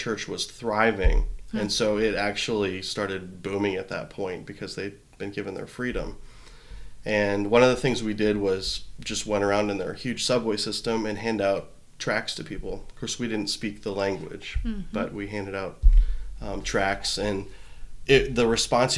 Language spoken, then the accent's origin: English; Canada; I grew up in Canada